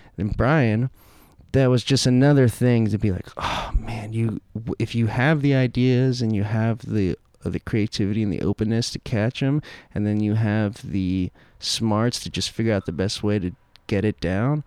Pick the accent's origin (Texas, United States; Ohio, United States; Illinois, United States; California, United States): Texas, United States; Dallas; all the people I grew up around in Dallas